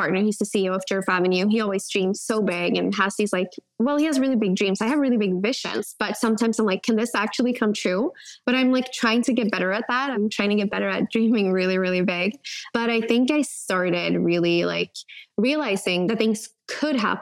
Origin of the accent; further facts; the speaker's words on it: Sweden; also born or lived in California; Coming back from California to my hometown, that's when I realized, I think it was like 12 or 11 when I moved back, but that's when I realized like, oh, there's a world outside of Sweden.